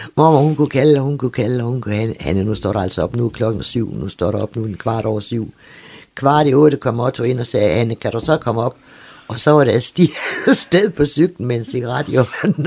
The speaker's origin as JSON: {"language": "Danish", "area": "Læsø", "region": "North Denmark Region", "country": "Denmark", "tie": "born or raised there", "said": "Så jeg endte jo så på Læsø ved min mormor"}